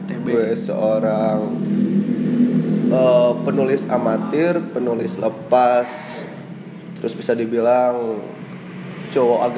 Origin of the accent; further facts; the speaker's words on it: Tasikmalaya, West Java, Indonesia; gue lahir di Tasikmalaya beberapa, beberapa belas tahun yang lalu.